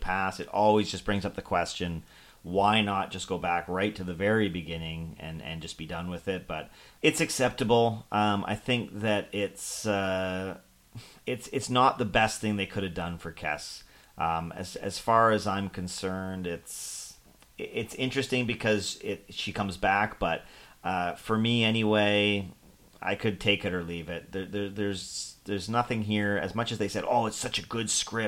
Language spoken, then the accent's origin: English; Toronto, Ontario, Canada; we're from Toronto